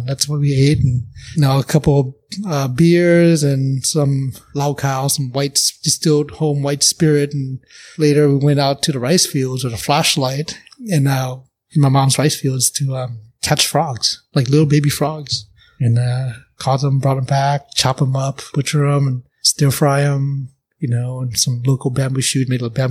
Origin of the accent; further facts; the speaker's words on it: Oakland, California, United States; I'm from NorCal